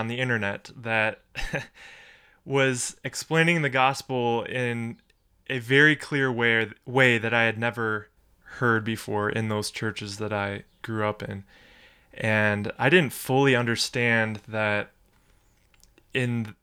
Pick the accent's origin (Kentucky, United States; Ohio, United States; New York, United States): Ohio, United States; Cleveland; I was born and raised in Cleveland, Ohio